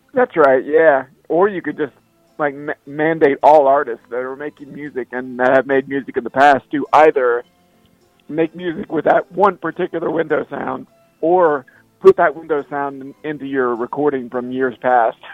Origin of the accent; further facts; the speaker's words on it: Cincinnati, Ohio, United States; I grew up around Cincinnati